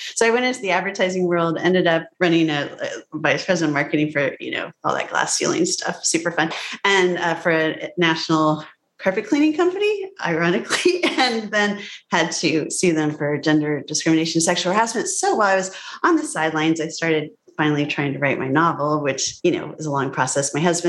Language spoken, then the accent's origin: English; Evanston, Illinois, United States; born there; But I grew up all over the place. My dad was a professor. And so I was born in married student housing at Northwestern, where he got his PhD